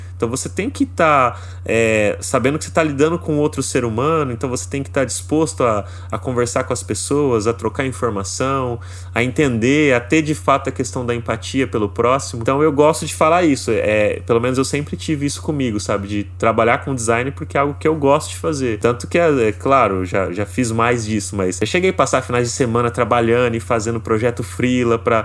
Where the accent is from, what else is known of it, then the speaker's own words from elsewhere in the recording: interior of São Paulo, Brazil; eu sou do interior de São Paulo